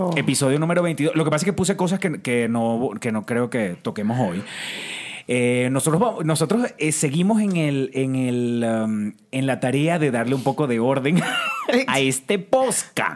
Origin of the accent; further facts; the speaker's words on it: Venezuela; now in Mexico City, Mexico; Vengo de Venezuela, actor, sigo actuando